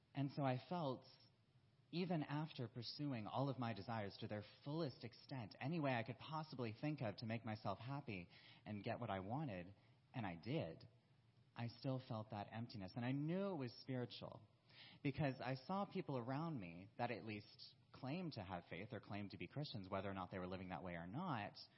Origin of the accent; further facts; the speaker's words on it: South Carolina, United States; moved away as an adult; also born or lived in Florida; I was originally from South Carolina